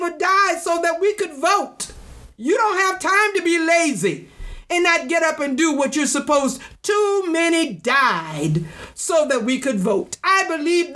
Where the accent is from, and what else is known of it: United States